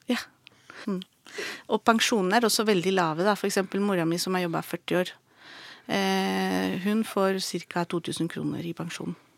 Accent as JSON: {"language": "Norwegian", "country": "Chile", "tie": "born or raised there", "moved": "yes", "lives_now": "Norway", "said": "jeg vokste opp i Chile"}